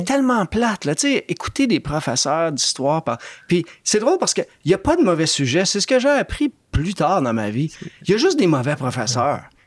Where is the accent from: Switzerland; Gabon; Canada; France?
Canada; Montreal, Quebec; moved away as an adult; also born or lived in Oxford / Toronto; J'étais un gars de Montréal-Nord